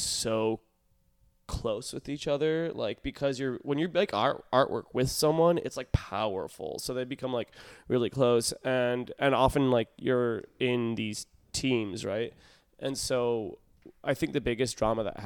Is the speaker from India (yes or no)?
no; Midwest, United States; moved away; also born or lived in Texas; I came from the Midwest where the town I was in was just